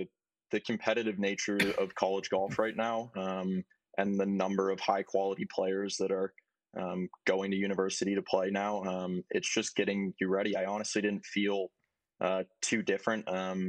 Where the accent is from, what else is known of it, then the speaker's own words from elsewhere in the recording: Maine, United States; Yeah, basically I would hang the clubs up for the winter and play hockey.